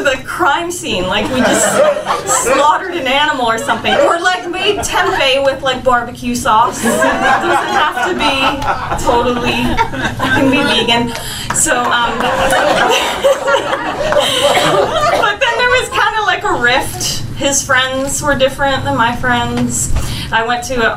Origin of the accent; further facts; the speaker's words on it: Philadelphia, Pennsylvania, United States; I'm from Philly